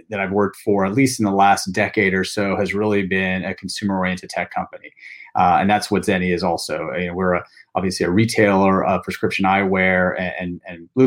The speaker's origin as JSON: {"language": "English", "area": "Bay Area", "region": "California", "country": "United States", "tie": "born or raised there", "said": "since I've been a little boy growing up in the Bay Area"}